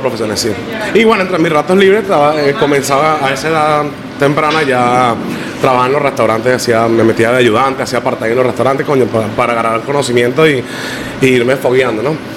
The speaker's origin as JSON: {"language": "Spanish", "town": "La Guaira", "region": "Vargas", "country": "Venezuela", "moved": "yes", "lives_now": "Miami, United States", "said": "Yo soy de Venezuela y yo soy de, eh, del estado Vargas, es, un pueblo costero"}